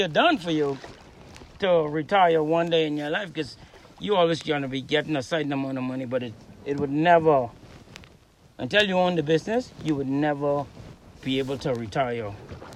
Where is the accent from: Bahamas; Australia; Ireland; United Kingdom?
Bahamas; McLean's Town, East Grand Bahama; In McLeanstown.